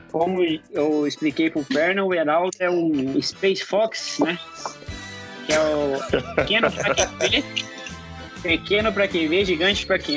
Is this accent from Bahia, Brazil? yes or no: no; Maringá, Paraná, Brazil; Ah, do ladinho da minha terra. Do, do ladinho de Maringá.